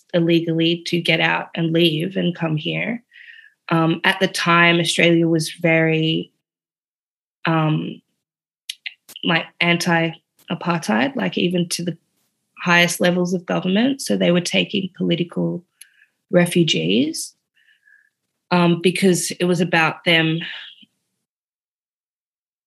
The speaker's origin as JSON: {"language": "English", "country": "Namibia", "tie": "born or raised there", "said": "I go from being South African to Namibian, the end of apartheid."}